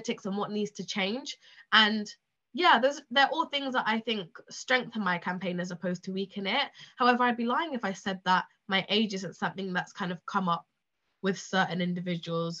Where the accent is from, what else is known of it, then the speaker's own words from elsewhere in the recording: United Kingdom; this is the area where I live and where I grew up